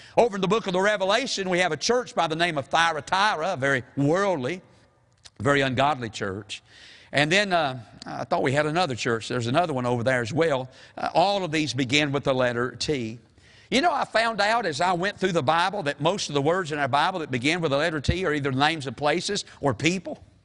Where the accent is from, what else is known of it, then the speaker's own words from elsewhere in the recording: the South, United States; we're from the South